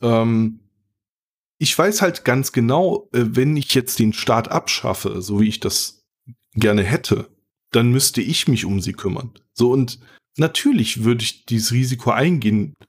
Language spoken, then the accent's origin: German; North Rhine-Westphalia, Germany; Ich bin ja aus NRW